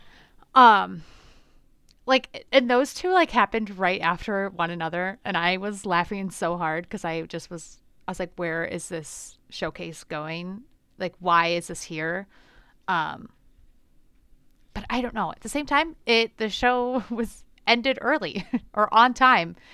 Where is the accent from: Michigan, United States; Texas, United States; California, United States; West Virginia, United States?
Michigan, United States; moved away; I grew up in Michigan